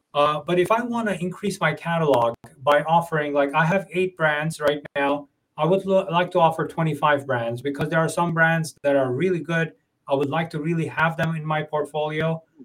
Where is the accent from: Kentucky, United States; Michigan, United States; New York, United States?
New York, United States; I'm from New York